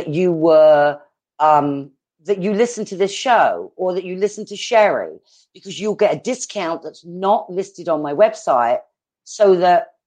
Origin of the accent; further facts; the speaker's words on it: England, United Kingdom; accent: British; also born or lived in East Coast, United States; now in Arizona, United States; I'm British